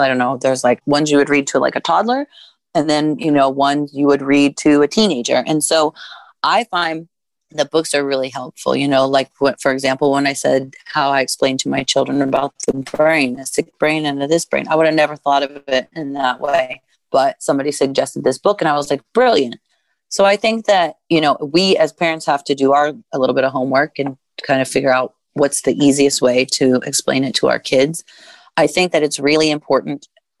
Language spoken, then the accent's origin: English; Midwest, United States; I was raised in the Midwest by a white mom and a white stepdad with white grandparents and white cousins and white siblings and white schoolmates.